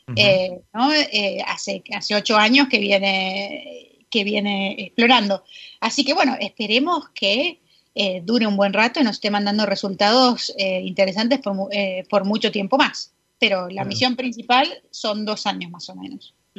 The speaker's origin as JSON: {"language": "Spanish", "region": "Buenos Aires", "country": "Argentina", "tie": "born or raised there", "also_born_or_lived": "New Jersey, United States", "moved": "as an adult", "lives_now": "United States", "said": "yo soy porteña, eh, crecí allá toda la vida y me vine a Estados Unidos a, eh, empezar la carrera"}